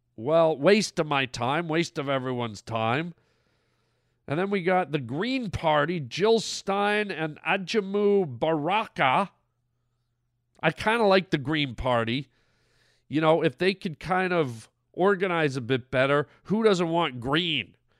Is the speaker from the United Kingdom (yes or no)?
no; Canada; now in United States; I'm from Canada. I never voted in Canada